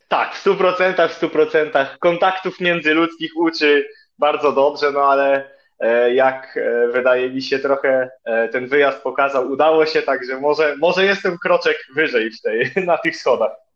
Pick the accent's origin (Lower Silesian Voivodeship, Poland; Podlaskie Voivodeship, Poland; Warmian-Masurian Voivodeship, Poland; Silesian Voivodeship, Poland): Warmian-Masurian Voivodeship, Poland; Ostróda; also born or lived in Olsztyn; jestem z Ostrudy